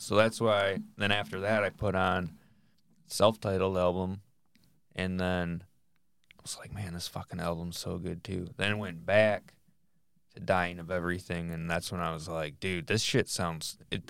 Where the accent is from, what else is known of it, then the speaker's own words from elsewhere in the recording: Michigan, United States; You know, we're from Northern Michigan.